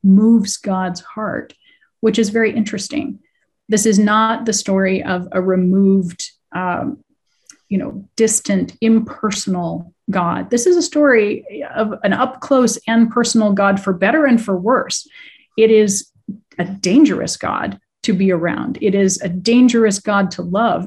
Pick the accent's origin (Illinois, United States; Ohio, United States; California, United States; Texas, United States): Ohio, United States; Cincinnati; my hometown